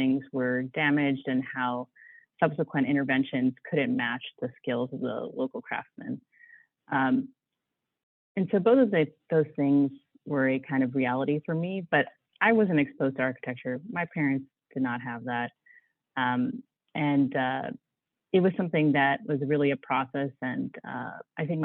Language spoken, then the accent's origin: English; outside of Pittsburgh, Western Pennsylvania, United States; moved away as an adult; also born or lived in Chicago; now in Washington, D.C., United States; I grew up in Western Pennsylvania, outside of Pittsburgh.